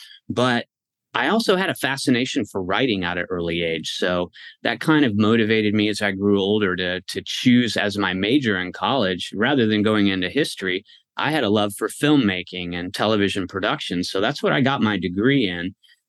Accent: West Coast, United States; I bounced around a lot as a kid, and I spent most of my years growing up on the West Coast

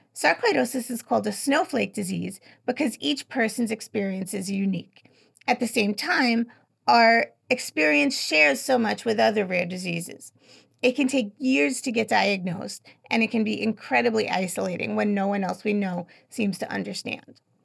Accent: New York, United States; I'm from New York, so I spell it how we say it

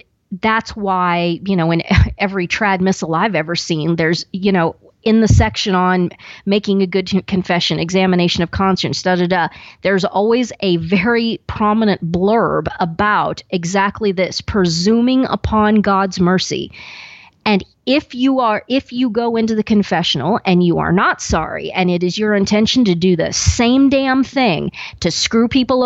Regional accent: Western Kansas, United States; growing up in the Bible Belt and, you know, out in Western Kansas

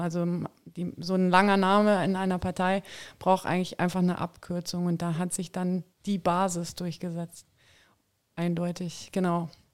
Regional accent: Saxony-Anhalt, Germany; ich komme auch aus Sachsen-Anhalt

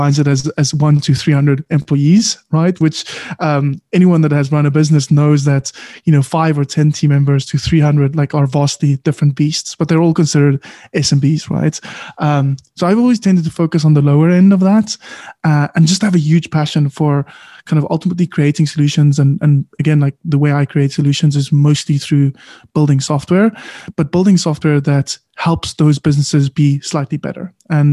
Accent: South Africa; also born or lived in Cape Town; I am proudly South African

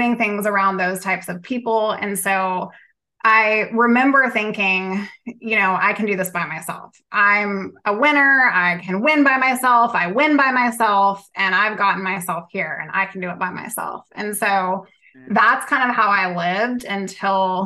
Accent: Southern Virginia, United States; I'm from Southern Virginia

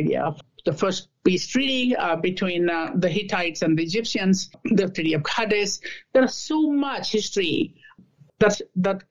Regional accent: India; also born or lived in Australia / Canada / Singapore / United Kingdom; now in United States; I was born in India

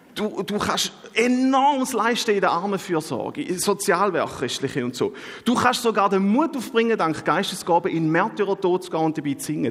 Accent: Switzerland; bei uns in der Schweiz

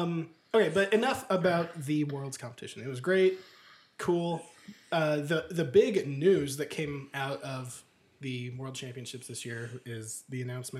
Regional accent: United Kingdom; The UK.

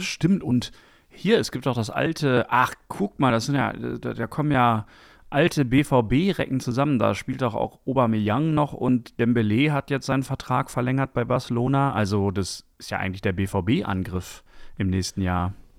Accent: Dortmund, North Rhine-Westphalia, Germany; also born or lived in Bochum / Friedrichshain, Berlin; now in Berlin, Germany; ich persönlich bin ja zum Beispiel in Bochum geboren, das habe mhm. ich ja mhm. schon thematisiert. Und äh, wir sind aber sofort danach nach Dortmund gefahren und ich bin auch nirgendwo anders aufgewachsen als in Dortmund

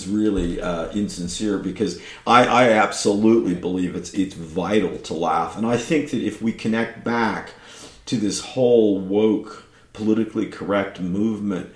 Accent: California, United States; it's my home state where I was born

